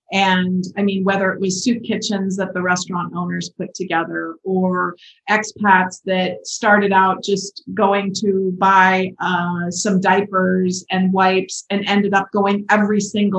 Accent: Midwest, United States; also born or lived in California / Florida; now in Mexico; when I was growing up in the Midwest

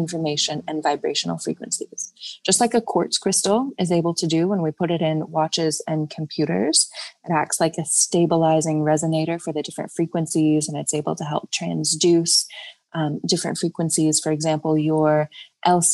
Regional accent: United States; also born or lived in Virginia; I grew up in Georgia and Virginia

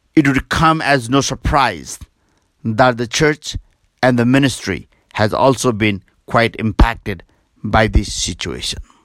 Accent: Nepal; also born or lived in Kathmandu, Nepal; from Nepal.

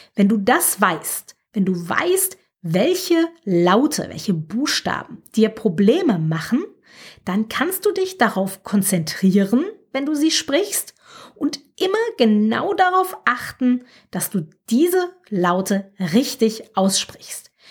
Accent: Germany; accent: German; moved away as an adult; now in France; Ich habe einen starken deutschen Akzent.

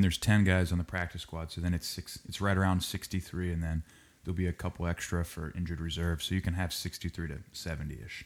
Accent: Cincinnati, Ohio, United States; I'm from Cincinnati, Ohio.

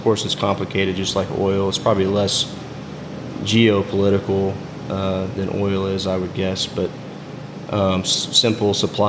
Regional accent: Hallsburg, Texas, United States; I grew up in Hallsburg, Texas, just outside of Waco. My dad's a rancher, so I was fortunate enough to grow up on a ranch

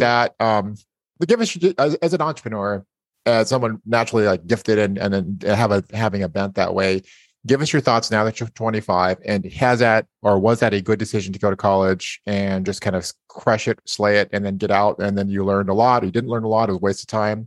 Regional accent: Idaho, United States; I was born in Idaho

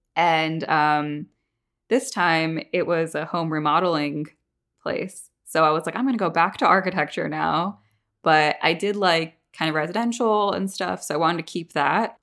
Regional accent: Northeast, United States; now in Atlanta, United States; I'm from the Northeast where it's, like, you don't talk to your neighbors

